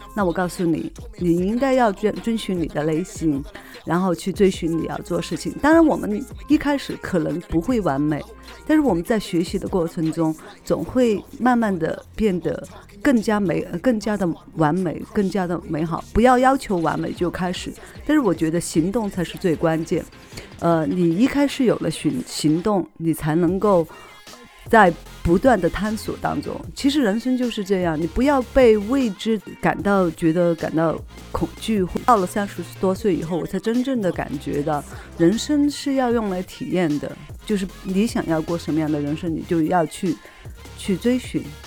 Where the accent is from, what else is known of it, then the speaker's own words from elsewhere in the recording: Sichuan, China; accent: non-standard Mandarin (Sichuan); 因为我是四川人嘛